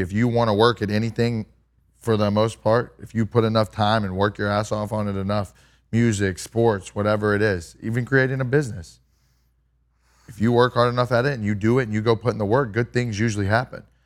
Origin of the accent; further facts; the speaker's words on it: Kerrville, Texas, United States; I grew up in Kerrville